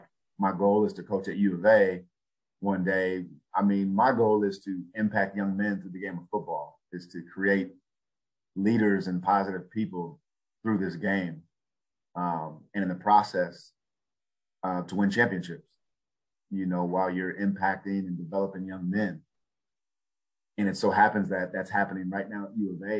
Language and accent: English; Tucson, Arizona, United States; I'm from Tucson, Arizona. I played at Rincon High School